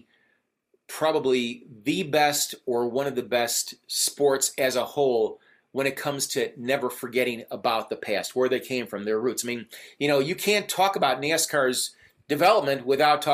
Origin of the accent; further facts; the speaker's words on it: Chicago, Illinois, United States; I'm from Chicago